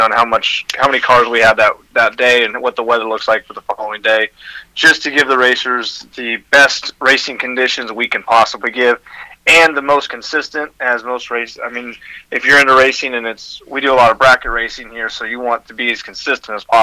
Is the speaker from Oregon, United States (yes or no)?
yes; Oregon, United States; moved away as an adult; I'm originally from Oregon